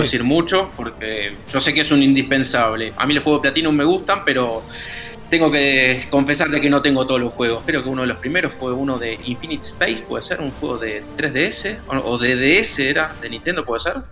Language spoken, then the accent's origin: Spanish; Argentina; el argentino, el que está del otro lado del charco